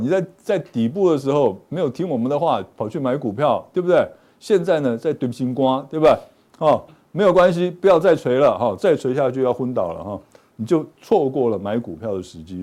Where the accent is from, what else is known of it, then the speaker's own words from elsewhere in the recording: Pingtung County, Taiwan; 我们都是屏东人